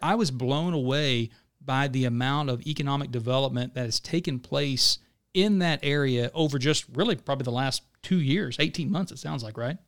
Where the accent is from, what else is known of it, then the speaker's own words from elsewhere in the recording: Pittsburg County, Southeast Oklahoma, United States; moved away; I grew up in Southeast Oklahoma, right? So I grew up in Pittsburgh County